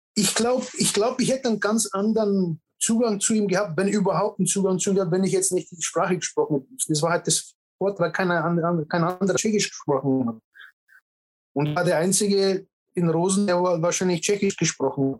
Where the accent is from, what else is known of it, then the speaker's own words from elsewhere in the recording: Garmisch-Partenkirchen, Bavaria, Germany; also born or lived in Czechoslovakia; seitdem bin ich in Deutschland geblieben und dann äh, groß geworden in Garmisch-Partenkirchen.